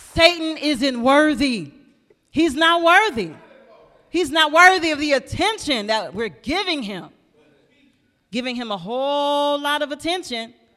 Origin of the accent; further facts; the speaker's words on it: Flint, Michigan, United States; also born or lived in Peoria, Illinois; I come from Flint, Michigan